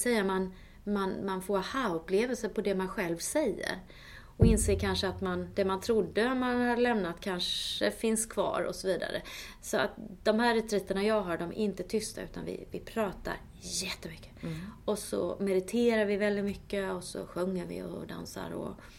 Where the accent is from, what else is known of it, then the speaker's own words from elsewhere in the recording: Småland, Sweden; moved away; jag kommer ju från Småland